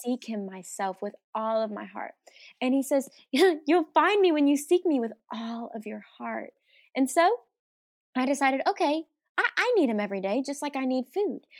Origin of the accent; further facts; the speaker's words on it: Arkansas, United States; I'm from Arkansas